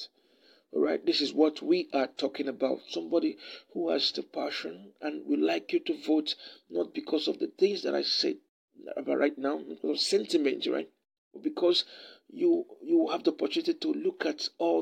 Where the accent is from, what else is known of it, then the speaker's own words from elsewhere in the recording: Isuikwuato/Umunneochi constituency, Abia, Nigeria; I come from Ishikwata Nomonochi constituency